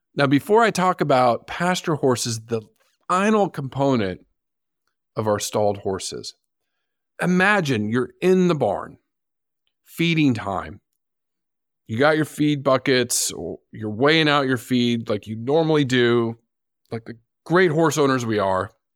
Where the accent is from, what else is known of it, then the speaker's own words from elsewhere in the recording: San Diego, California, United States; my hometown zoo, the San Diego Zoo